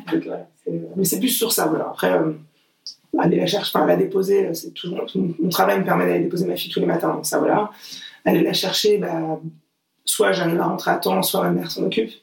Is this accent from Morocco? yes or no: no; Portugal; moi je suis portugaise